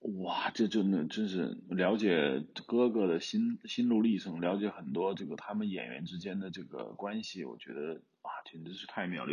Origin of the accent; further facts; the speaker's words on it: Hubei, China; accent: Hubei dialect; 我们湖北方言